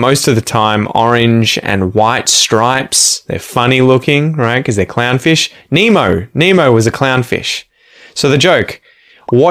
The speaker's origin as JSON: {"language": "English", "town": "Ocean Grove", "region": "Victoria", "country": "Australia", "tie": "born or raised there", "lives_now": "Curlewis, Australia", "said": "my hometown would be, I guess, Ocean Grove. We now live in a place called Curlewis"}